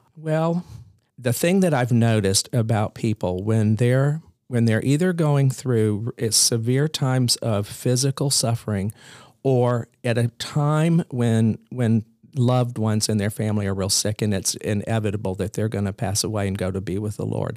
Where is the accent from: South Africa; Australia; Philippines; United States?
United States; Columbia, South Carolina; also born or lived in Maine; I was raised in Columbia, South Carolina, and went to high school there